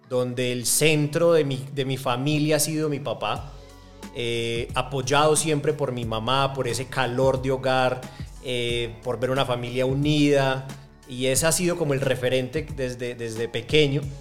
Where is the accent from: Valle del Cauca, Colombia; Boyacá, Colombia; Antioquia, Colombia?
Antioquia, Colombia; Medellín; born there; nací en Medellín, que para mí es la ciudad más bonita del mundo